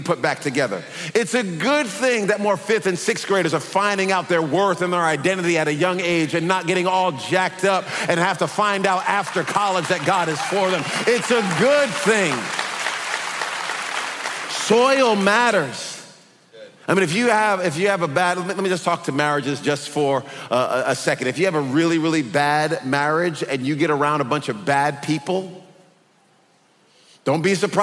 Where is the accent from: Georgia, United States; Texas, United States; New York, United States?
Texas, United States; We're from Texas